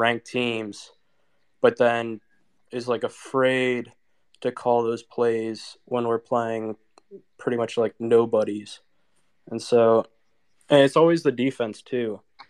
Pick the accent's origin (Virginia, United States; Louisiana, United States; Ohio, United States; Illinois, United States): Virginia, United States; also born or lived in Indiana; Graduated last year from Purdue, and then I'm from Virginia, so right now I'm at Virginia Tech. I'm doing grad school